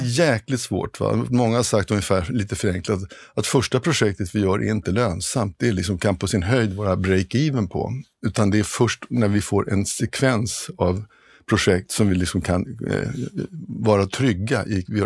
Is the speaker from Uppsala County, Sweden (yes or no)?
no; Stockholm, Stockholm County, Sweden; moved away as an adult; also born or lived in Kiruna; Jag är stockholmare, född stockholmare och eh, har familjen här och mm, har aldrig tänkt flytta på mig